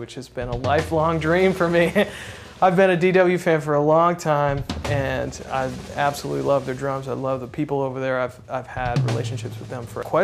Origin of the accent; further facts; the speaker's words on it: Wisconsin, United States; moved away as an adult; now in Austin, United States; I'm originally from Wisconsin. I grew up and did a lot of playing there